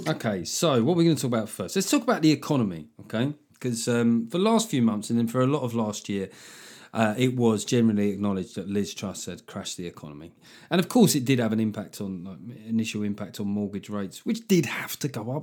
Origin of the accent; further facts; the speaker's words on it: London, United Kingdom; we grew up in London in the eighties